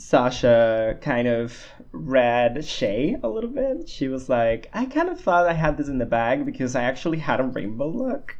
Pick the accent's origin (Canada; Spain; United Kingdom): Spain; I'm a Spanish boy that lives in Barcelona